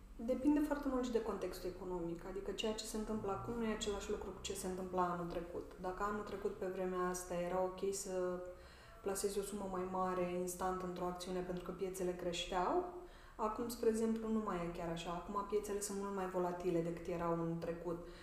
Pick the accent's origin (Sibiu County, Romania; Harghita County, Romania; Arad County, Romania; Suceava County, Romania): Suceava County, Romania; Suceava; eu sunt din Suceava